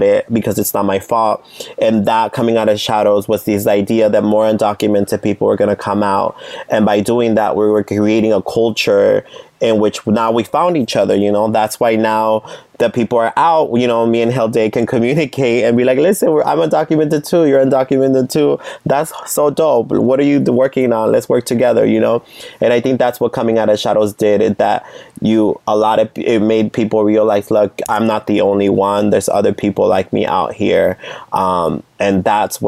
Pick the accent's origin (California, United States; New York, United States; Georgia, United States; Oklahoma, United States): California, United States; San Jose; I grew up in Eastside San Jose